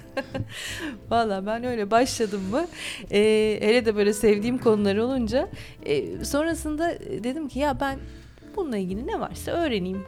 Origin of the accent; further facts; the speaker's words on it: Mersin, Turkey; Çukurovalıyım aslında Mersinliyim ama anne tarafım İzmirli.